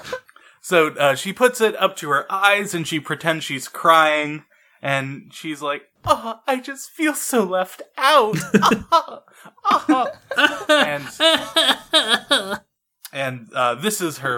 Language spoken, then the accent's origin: English; United States; I, as an American